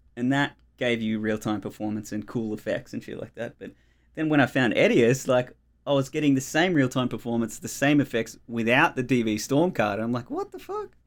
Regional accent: Melbourne, Victoria, Australia; moved away as an adult; now in Tasmania, Australia; I grew up in Australia in Melbourne, um, in the outer eastern suburbs, in the Dandenongs, um, in Upway

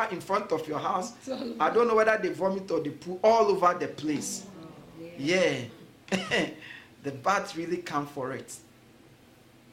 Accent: Ghana; When I was growing up in Ghana, one of the beautiful things is every morning you hear early at dawn, you hear birds singing

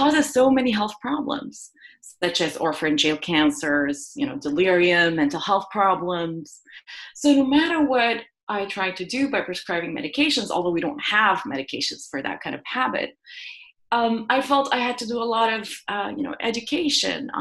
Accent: Jordan; moved away as an adult; also born or lived in Iowa, United States; now in San Diego, United States; I grew up in the Middle East in a country where, you know, public health was not a distinct science, but there were a lot of social determinants of health, if you want, such as living in a war zone. You know, we're in a country in Jordan

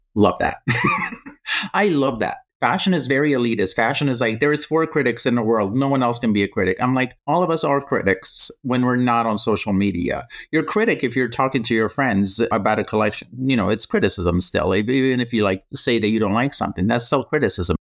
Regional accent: Croatia; now in United States; I grew up in Croatia

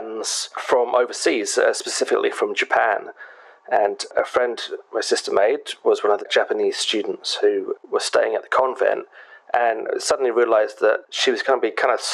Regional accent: England, United Kingdom; us being rude English people

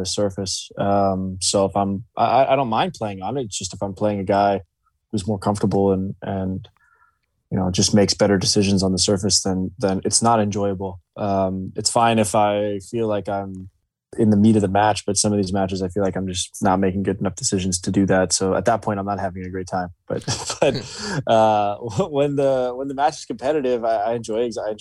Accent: Gallatin, Tennessee, United States; I love Gallatin. I love going home. I still live there

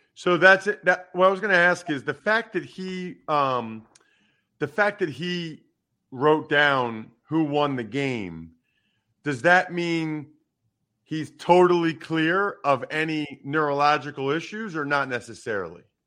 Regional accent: Wyomissing, Pennsylvania, United States; my hometown of Wyomissing, Pennsylvania

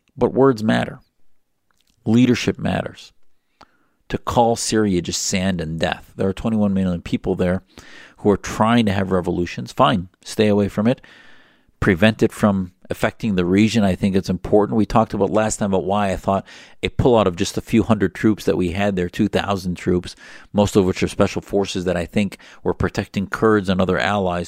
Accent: United States; as an American

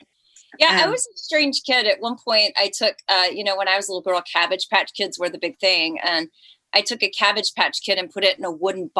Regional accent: Colleyville, Texas, United States; also born or lived in Fort Worth, Texas / Georgia; now in Los Angeles, United States; I was born in Fort Worth. So my brother and I, we lived around the corner from Blue Bonnet Hills Cemetery in Colleyville, Texas, which looks absolutely nothing today like it did when I was a little girl.

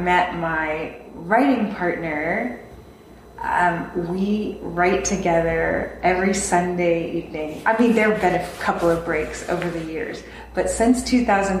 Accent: Austin, Texas, United States; I'm from Austin.

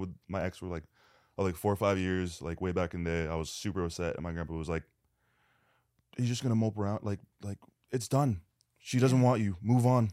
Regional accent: Canada; now in Los Angeles, United States; I'm Canadian

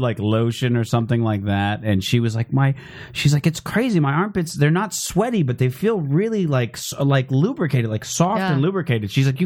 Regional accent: Phoenix, Arizona, United States; Mostly Phoenix.

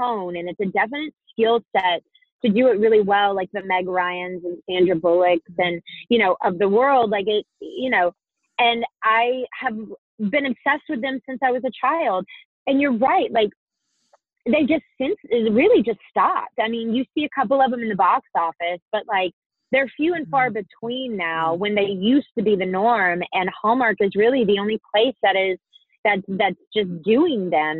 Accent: Hudson, United States; moved away; I was in church, the Christmas Eve service with my family and my in Hudson

